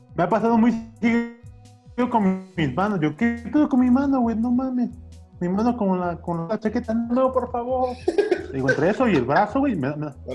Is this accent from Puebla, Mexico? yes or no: yes; Puebla, Mexico; sí me tocó acá en Puebla